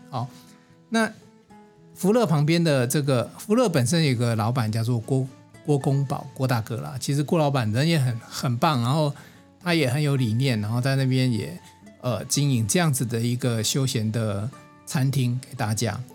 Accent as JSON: {"language": "Chinese", "country": "Taiwan", "said": "我是台湾人啊，我们中华民国台湾，我在这边这一片土地上我都去遍了"}